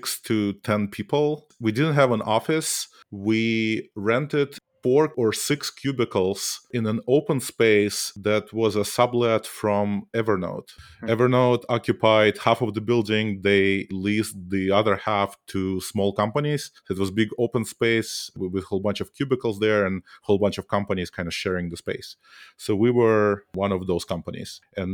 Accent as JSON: {"language": "English", "region": "Saint Petersburg", "country": "Russia", "tie": "born or raised there", "moved": "as an adult", "said": "I grew up in Russia, in St. Petersburg. I was trained as a mathematician, not even as a computer scientist."}